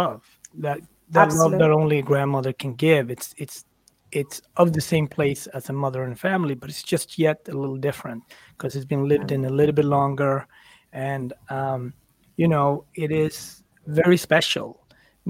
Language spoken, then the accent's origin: English; Sweden; moved away; also born or lived in Ethiopia / Switzerland / France; I grew up in Sweden, but I also was an immigrant into Switzerland and France and so on.